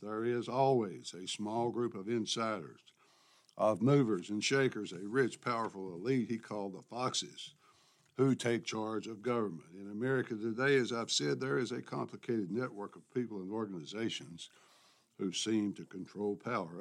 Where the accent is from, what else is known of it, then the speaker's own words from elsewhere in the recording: Memphis, Tennessee, United States; my hometown newspaper, The Commercial Appeal of Memphis, Tennessee